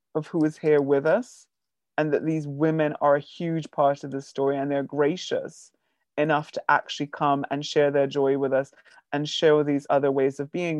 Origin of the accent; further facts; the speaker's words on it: Bridgetown, Barbados; moved away; I grew up in the Caribbean